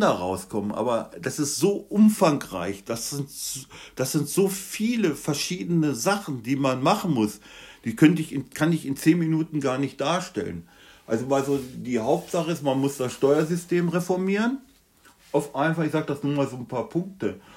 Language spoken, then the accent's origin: German; Germany; bei uns in Deutschland